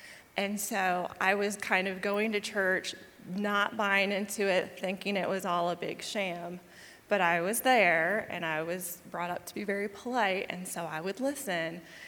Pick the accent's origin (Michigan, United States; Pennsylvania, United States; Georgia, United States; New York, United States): New York, United States; also born or lived in Myrtle Beach, South Carolina; I'm from a little bit of all over. I was born in New York, and we spent a lot of time traveling between New York and a little city down near Myrtle Beach.